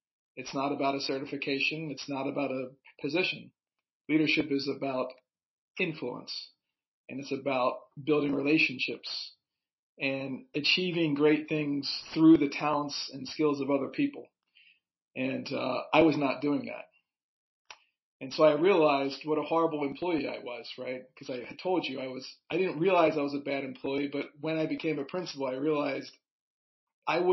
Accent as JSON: {"language": "English", "region": "Pennsylvania", "country": "United States", "also_born_or_lived": "Wilmington, North Carolina", "moved": "as an adult", "said": "I'm from Pennsylvania, so I did all my student teaching up there"}